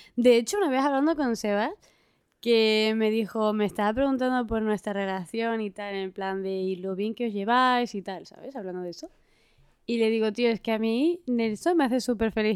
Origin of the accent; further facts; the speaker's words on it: Spain; Soy del norte de España